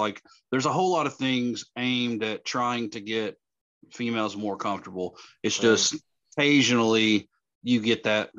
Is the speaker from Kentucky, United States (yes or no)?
yes; Kentucky, United States; we're from Kentucky